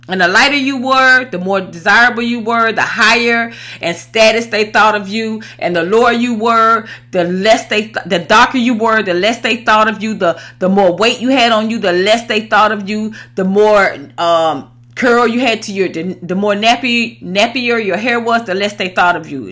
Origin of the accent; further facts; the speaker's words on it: Atlanta, Georgia, United States; moved away as an adult; also born or lived in Los Angeles; I was raised in the South, in Atlanta.